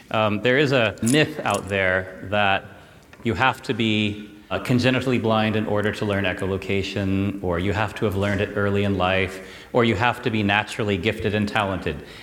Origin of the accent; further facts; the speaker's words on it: California, United States; I come from California, so I came 7,000 miles to uh, be here with you.